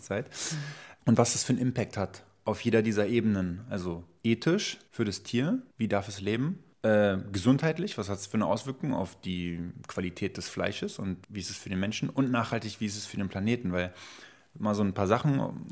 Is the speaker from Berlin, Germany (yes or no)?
yes; Berlin, Germany; bin in Berlin-Schöneberg aufgewachsen